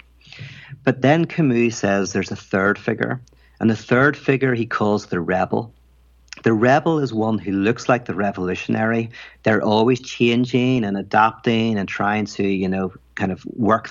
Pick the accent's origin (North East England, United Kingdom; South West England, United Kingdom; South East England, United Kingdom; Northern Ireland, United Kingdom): Northern Ireland, United Kingdom; I'm from Northern Ireland